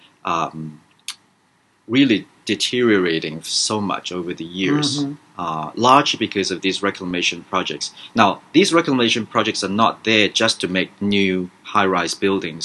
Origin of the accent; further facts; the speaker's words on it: Hong Kong; moved away; also born or lived in Vietnam / United States; when I was a kid growing up in Hong Kong many, many years ago